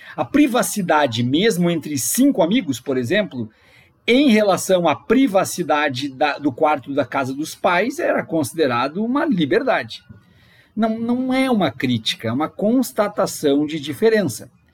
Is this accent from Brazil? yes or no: yes; Brazil; born or raised there